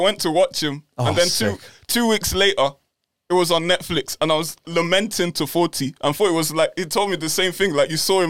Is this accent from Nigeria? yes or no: yes; Nigeria; I'm Nigerian.